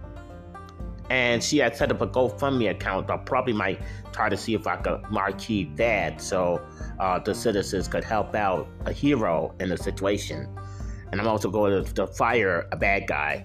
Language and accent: English; United States; as an American citizen